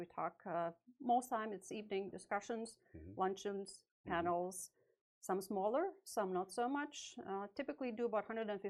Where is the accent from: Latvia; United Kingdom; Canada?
Latvia; moved away as an adult; now in United States; I'm originally from Latvia. I was born during the USSR era.